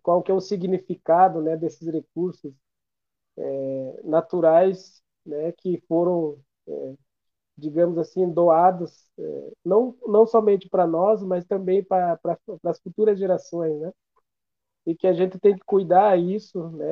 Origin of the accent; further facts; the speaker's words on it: Brazil; somos nós, brasileiros